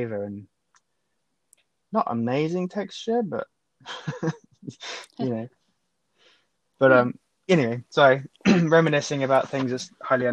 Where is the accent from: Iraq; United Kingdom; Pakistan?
United Kingdom; England; now in Canada; for me as an Englishman